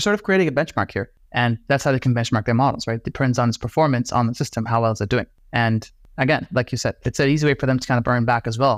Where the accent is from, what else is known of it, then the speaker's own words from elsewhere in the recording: Iraq; I'm Middle Eastern, right? I'm from Iraq